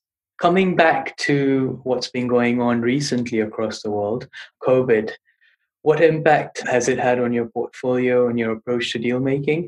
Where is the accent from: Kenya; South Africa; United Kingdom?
Kenya; a region where I grew up in Kenya